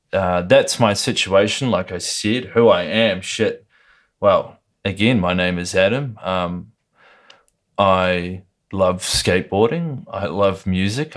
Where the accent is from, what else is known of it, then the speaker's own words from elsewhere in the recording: Lower Hutt, Wellington, New Zealand; I was born in Lower Hutt, New Zealand, which is just twenty minutes out of Wellington